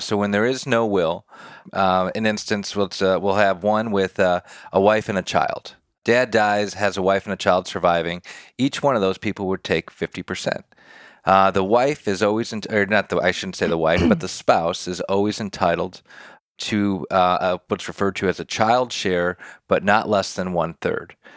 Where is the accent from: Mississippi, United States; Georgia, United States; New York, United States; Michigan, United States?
Michigan, United States; Detroit; moved away as an adult; now in Nashville, United States; born and raised in Detroit, Michigan.